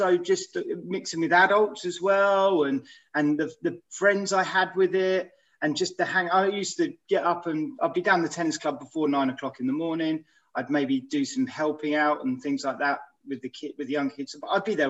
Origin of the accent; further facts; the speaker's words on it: Aylesbury, South East England, United Kingdom; I grew up in Aylesbury